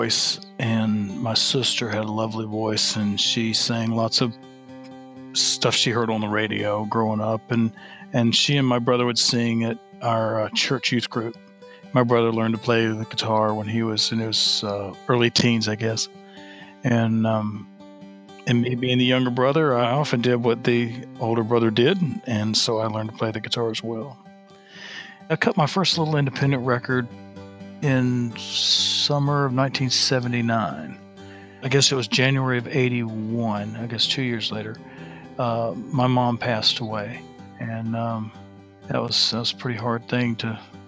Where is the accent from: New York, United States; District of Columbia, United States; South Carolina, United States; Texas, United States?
South Carolina, United States; Aiken; I'm originally from Aiken, South Carolina, and I grew up in a wonderful home